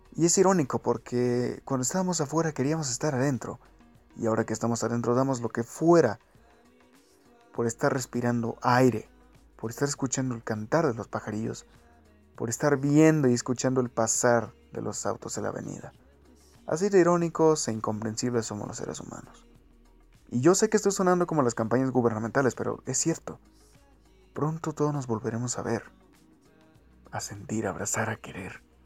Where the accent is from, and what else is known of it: Mexico